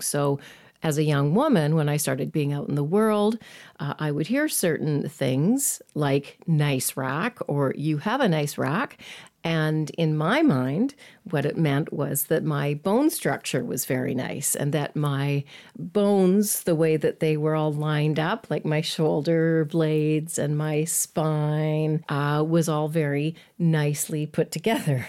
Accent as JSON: {"language": "English", "town": "Edmonton", "region": "Alberta", "country": "Canada", "tie": "born or raised there", "said": "I grew up in Edmonton"}